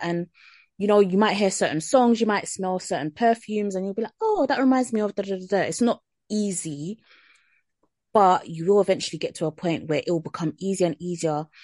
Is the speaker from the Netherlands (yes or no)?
no; Jamaica; as a Jamaican